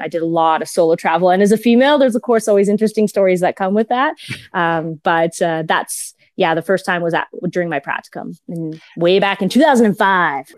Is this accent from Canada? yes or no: yes; Edmonton, Alberta, Canada; I was born and raised in Edmonton